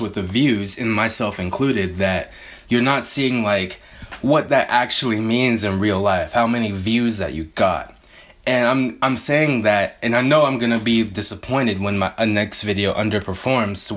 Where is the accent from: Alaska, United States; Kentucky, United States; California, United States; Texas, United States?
California, United States; Bay Area; I grew up in the Bay Area pre most of the gentrification